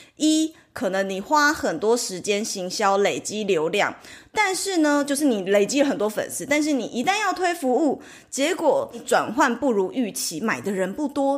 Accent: Taiwan; 其实就是我们台湾人常讲的铁粉

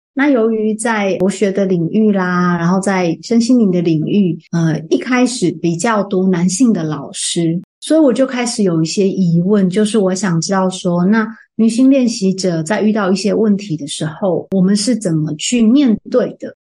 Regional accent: Taichung, Taiwan; moved away; 我的老家在台中

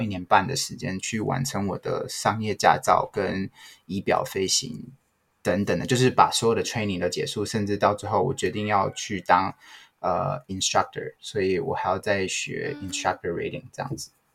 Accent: Taiwan; moved away as an adult; now in Canada; 我也很以身为台湾人为荣，我，在加拿大我都告诉大家说我是台湾人，我不是中国人

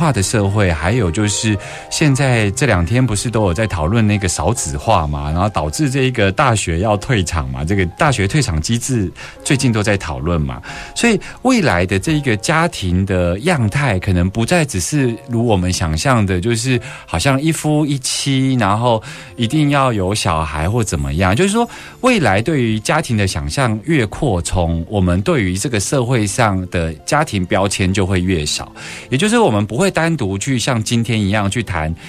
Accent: Taiwan; 在我们台湾

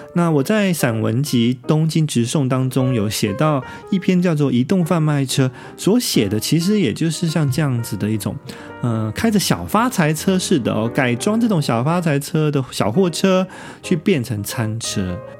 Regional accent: Taiwan; now in Tokyo, Japan; 因为我们台湾人向来已经其实习惯了像夜市啊， 这种直接就在外面啊，户外的，呃，直接拉着椅子就吃饭的一种形式

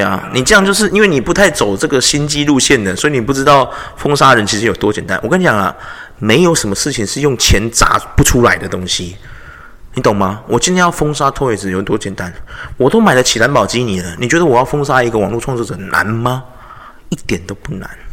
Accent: Taiwan; 我们台湾人很特别

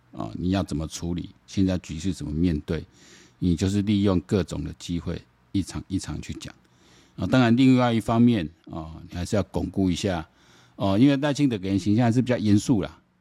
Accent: Taiwan; 然后我们台湾人民

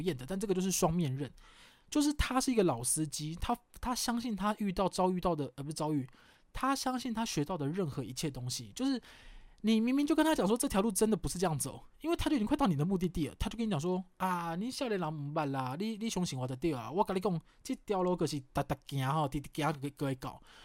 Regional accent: southern Taiwan, Taiwan; 因为我是南部人啊

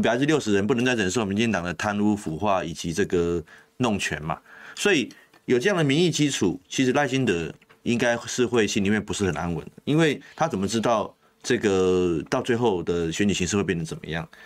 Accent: Taiwan; 我们台湾人

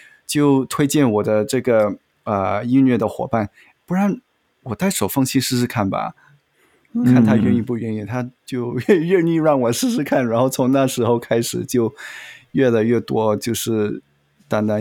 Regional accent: Malaysia; also born or lived in Beijing, China; 我是马来西亚长大的，但是我小时候有住过北京

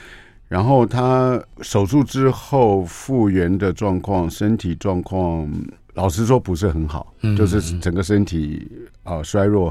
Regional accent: Taipei, Taiwan; 我就是东区啊，我就是东区小孩，

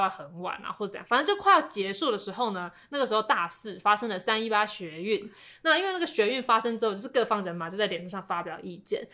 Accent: Taipei, Taiwan; 我本来是台北人

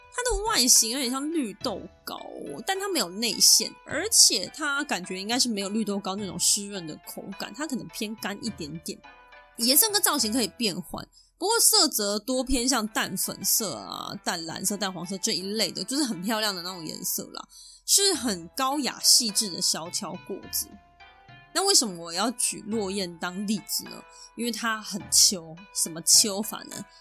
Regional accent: Taiwan; 我身为台湾人

